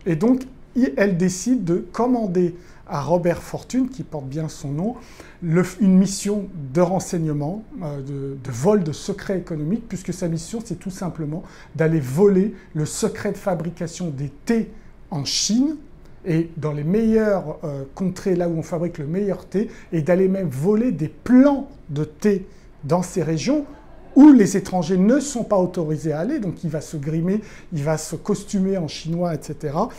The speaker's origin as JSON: {"language": "French", "country": "France", "said": "on est français"}